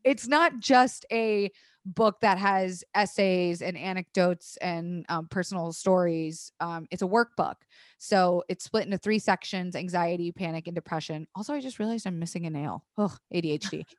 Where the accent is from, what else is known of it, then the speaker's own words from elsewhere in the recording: Tampa, Florida, United States; moved away; I grew up in Florida. I went to public school in Florida